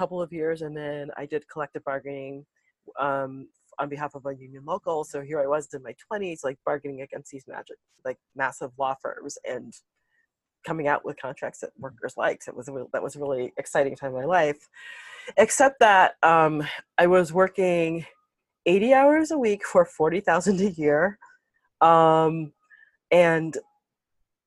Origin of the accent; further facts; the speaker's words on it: Chicago, Illinois, United States; moved away; also born or lived in New York City; I'm the daughter of Jamaican immigrants, and I grew up in Chicago